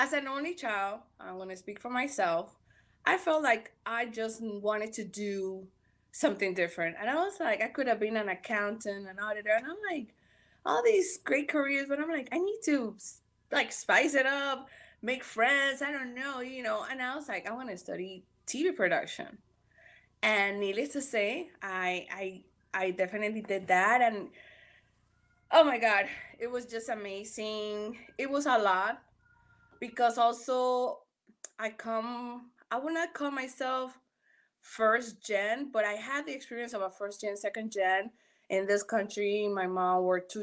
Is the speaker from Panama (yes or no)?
yes; Panama; also born or lived in Miami, United States; now in Los Angeles, United States; I'm Panameña, me crié, you know, I was born and raised over there.